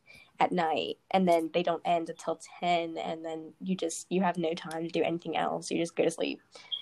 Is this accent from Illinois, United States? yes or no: no; Virginia, United States; I'm from Virginia